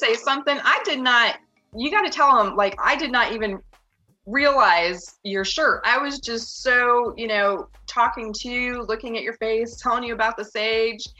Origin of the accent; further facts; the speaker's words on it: Union, Michigan, United States; moved away as an adult; also born or lived in Indiana / Texas / New Mexico; I grew up in Union, Michigan, a very tiny, tiny little town